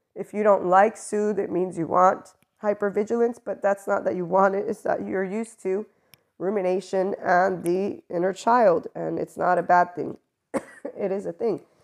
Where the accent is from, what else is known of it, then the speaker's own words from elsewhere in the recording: United States; I'm American